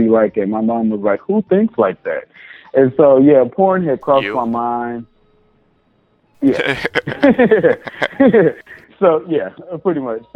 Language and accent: English; Arkansas, United States; moved away; also born or lived in Atlanta; I was raised in Arkansas, born and raised in Arkansas